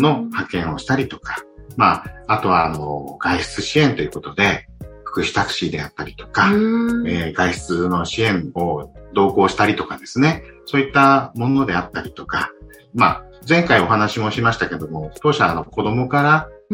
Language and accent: Japanese; Yokoshibahikari, Chiba, Japan; 私、この横芝光町で生まれて育ったんで。